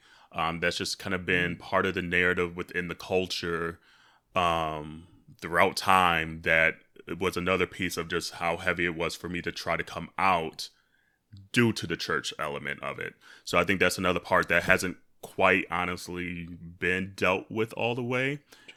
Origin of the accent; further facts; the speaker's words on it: Michigan, United States; where growing up in Michigan, small town Michigan, we were like one of the lone Black families in my school district